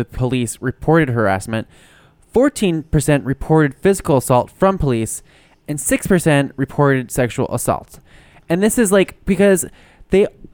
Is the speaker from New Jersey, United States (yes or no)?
yes; New Jersey, United States; moved away; when I go home to my hometown, which is just fucking New Jersey